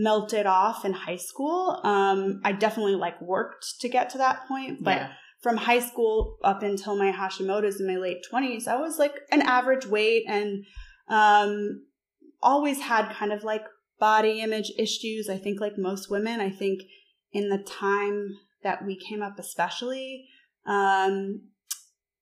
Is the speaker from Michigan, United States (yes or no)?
no; New York, United States; moved away; I'm from New York, lived there after college for over a decade